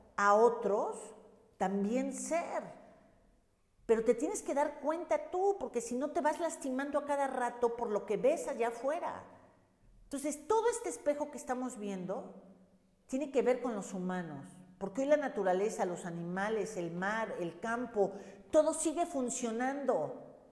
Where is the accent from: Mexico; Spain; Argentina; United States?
Mexico; hablo de México porque soy mexicana